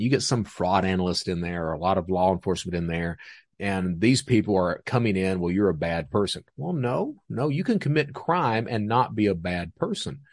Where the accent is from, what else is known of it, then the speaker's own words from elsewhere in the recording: Hazard, Kentucky, United States; also born or lived in Panama City, Florida; That's where I'm from is Hazard, so those floods that were on C N N, that epicenter, that's my hometown